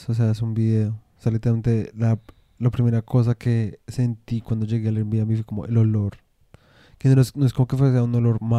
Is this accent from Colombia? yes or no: yes; Colombia; now in Portugal; El caso es que nos venimos de Colombia a Portugal.